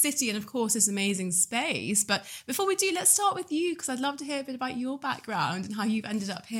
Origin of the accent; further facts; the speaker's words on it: North West England, United Kingdom; because I grew up near Manchester, so I always thought Manchester was city number two.